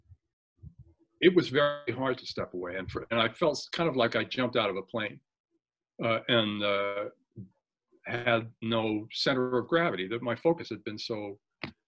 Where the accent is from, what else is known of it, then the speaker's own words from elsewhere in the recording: Millwood, Virginia, United States; also born or lived in Manhattan, New York; now in Connecticut, United States; I grew up in Cunningham Chapel Parish in Christchurch, Millwood